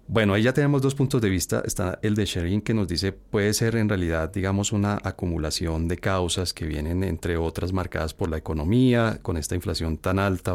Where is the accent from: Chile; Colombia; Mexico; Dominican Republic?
Colombia; Uno como colombiano